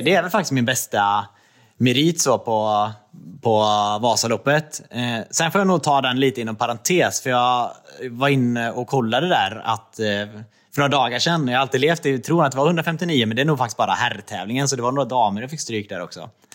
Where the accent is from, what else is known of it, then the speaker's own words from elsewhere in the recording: Trollhättan, Västra Götaland, Sweden; moved away as an adult; also born or lived in Östersund / Jämtland; now in Gothenburg, Sweden; jag är uppvuxen i Trollhättan